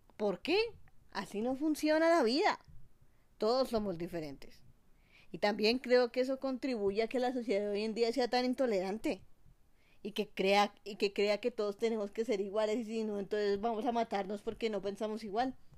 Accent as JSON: {"language": "Spanish", "country": "Colombia", "also_born_or_lived": "United States", "said": "cuando estoy aquí, en mi país, en Colombia"}